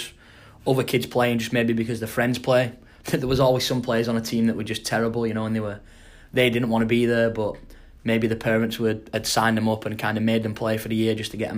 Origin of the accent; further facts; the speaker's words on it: Wigan, North West England, United Kingdom; moved away; I just kind of played for the local club in my area. So I'm from Wigan.